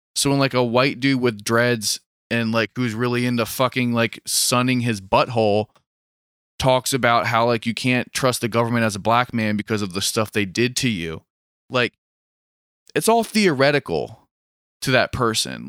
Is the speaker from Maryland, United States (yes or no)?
yes; Maryland, United States; I was from Maryland